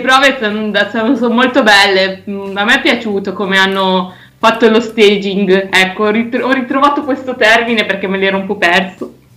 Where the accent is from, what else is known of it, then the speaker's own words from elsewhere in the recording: Biella, Piedmont, Italy; also born or lived in Vercelli; io ho fatto le scuole a Biella